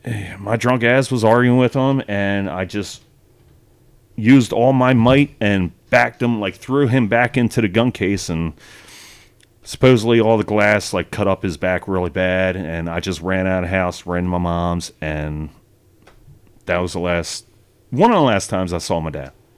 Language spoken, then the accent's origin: English; Wilmington, Delaware, United States; I spent twenty years growing up in that place